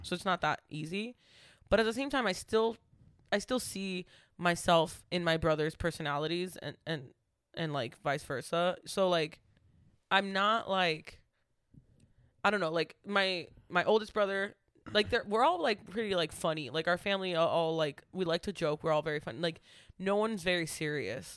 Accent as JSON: {"language": "English", "town": "Waltham", "region": "Massachusetts", "country": "United States", "tie": "born or raised there", "said": "Waltham is my hometown"}